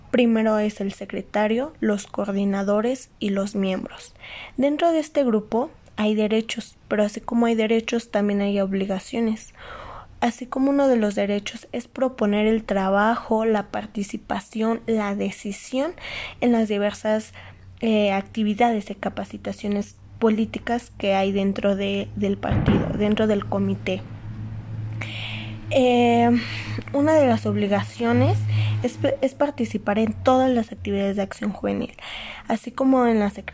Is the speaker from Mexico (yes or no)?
yes; Mexico; Hay que saber ganarnos los lugares porque los jóvenes somos el futuro de México.